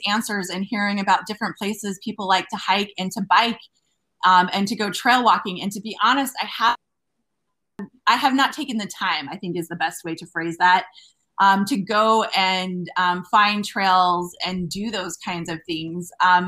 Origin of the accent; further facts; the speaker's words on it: Logan, Utah, United States; moved away as an adult; also born or lived in Carbondale, Illinois / Ellensburg, Washington / Cheyenne, Wyoming; now in La Crosse, United States; I grew up in Logan and did my undergraduate and graduate degree there